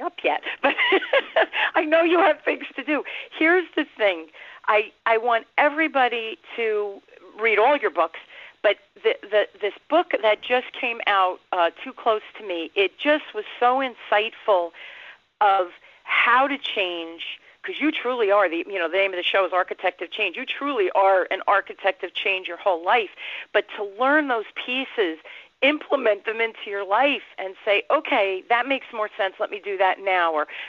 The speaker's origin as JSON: {"language": "English", "town": "Newark", "region": "New Jersey", "country": "United States", "tie": "born or raised there", "said": "I grew up in North Jersey in Newark in the city"}